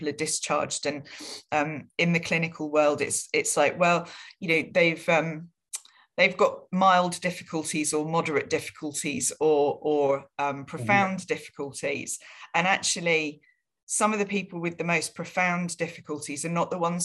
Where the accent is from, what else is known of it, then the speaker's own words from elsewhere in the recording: Falmouth, South West England, United Kingdom; I was raised in Falmouth in Cornwall